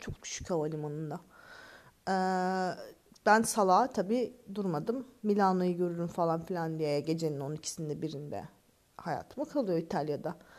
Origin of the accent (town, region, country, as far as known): Turkey; moved away as an adult